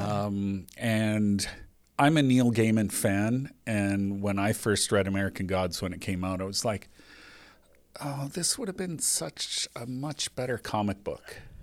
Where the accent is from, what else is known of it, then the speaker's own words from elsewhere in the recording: Canada; we're Canadian